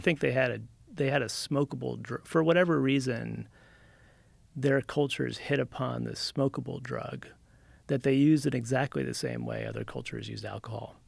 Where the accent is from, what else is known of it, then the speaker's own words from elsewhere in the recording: New Jersey, United States; moved away as an adult; also born or lived in California; I'm from Jersey originally, and then when I was about 20, I dropped out of college on the East Coast and rode my motorcycle to California